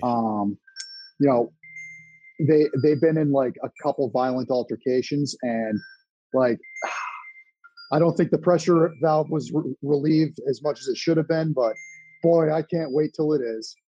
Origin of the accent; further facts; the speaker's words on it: Massachusetts, United States; I'm from Massachusetts